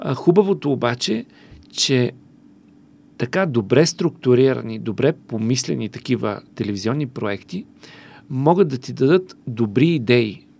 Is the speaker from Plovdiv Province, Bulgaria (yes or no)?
yes; Karlovo, Plovdiv Province, Bulgaria; moved away; в моя роден град Карлово